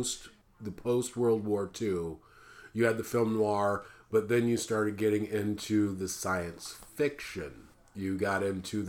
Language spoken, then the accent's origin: English; Midwest, United States; now in West Coast, United States; we are based out of the West Coast. And I'm originally from the Midwest.